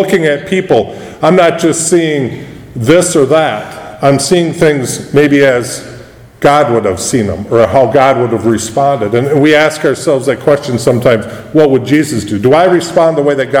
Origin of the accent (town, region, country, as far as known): United States